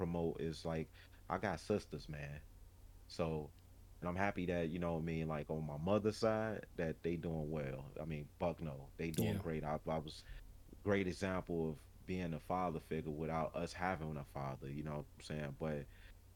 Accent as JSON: {"language": "English", "town": "Chicago", "region": "Illinois", "country": "United States", "tie": "born or raised there", "said": "as a Chicagoan, you know what I'm saying, born in a domestic violence home"}